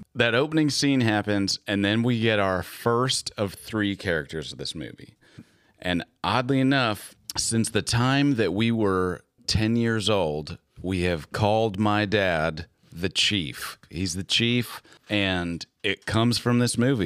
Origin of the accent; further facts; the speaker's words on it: Minnesota, United States; Chris and I grew up in Minnesota.